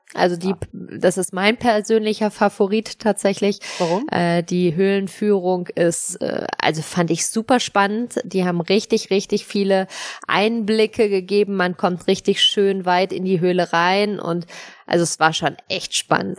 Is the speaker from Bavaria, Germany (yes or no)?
no; Sauerland, North Rhine-Westphalia, Germany; wir kommen aus Dortmund